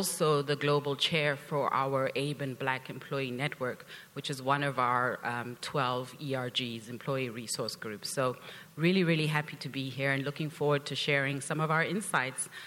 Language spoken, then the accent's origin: English; South Africa; moved away as an adult; also born or lived in Canada; now in Thousand Oaks, United States; I am originally from South Africa